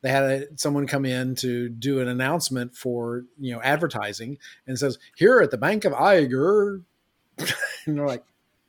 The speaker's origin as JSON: {"language": "English", "region": "West Virginia", "country": "United States", "tie": "born or raised there", "also_born_or_lived": "Florida", "moved": "yes", "lives_now": "Texas, United States", "said": "I lived most of my life in West Virginia. I was born in Florida, so that makes me an extreme Southerner."}